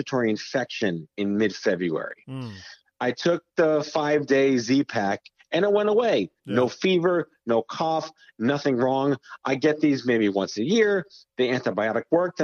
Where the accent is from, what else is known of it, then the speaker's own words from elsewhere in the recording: New York, United States; I was born and raised in New York